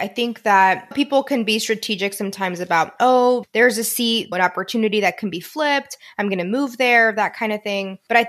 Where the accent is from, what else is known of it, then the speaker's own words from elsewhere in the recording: Houston, Texas, United States; I'm from Houston